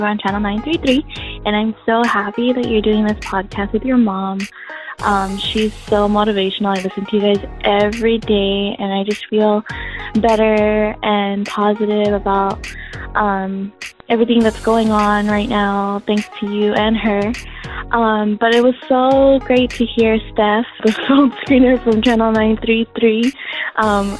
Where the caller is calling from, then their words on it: San Diego, California, United States; I'm calling from San Diego.